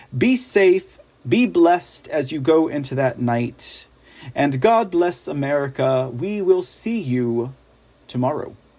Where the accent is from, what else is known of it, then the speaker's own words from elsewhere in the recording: Texas, United States; I am a Texan